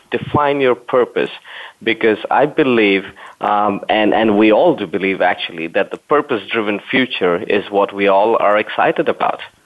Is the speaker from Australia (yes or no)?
no; Berlin, Germany; I'm actually in the uh, capital city of Germany, Berlin uh, my favorite cities. That's my hometown as well.